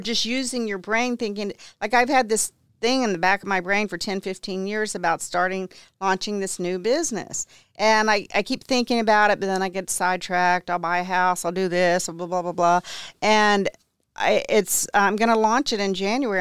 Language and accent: English; Houston, Texas, United States; also born or lived in Ventura, California / Santa Barbara, California; I grew up mainly in Houston